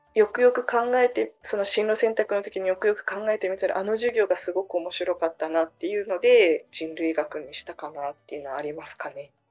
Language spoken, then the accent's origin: Japanese; Okinawa, Japan; moved away; 両親が沖縄出身 じゃないんだけどでもその沖縄で育って県外の人ってずっと沖縄で言われて育ってきた